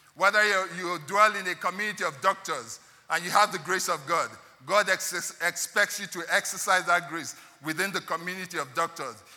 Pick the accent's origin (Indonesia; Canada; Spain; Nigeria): Nigeria; I'm a Nigerian of Igbo descent